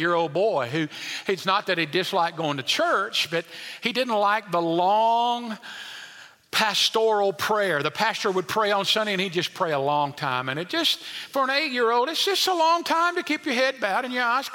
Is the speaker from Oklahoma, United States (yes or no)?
no; El Dorado, Arkansas, United States; as a kid, there was a certain man growing up in El Dorado, Arkansas, at Westside Baptist Church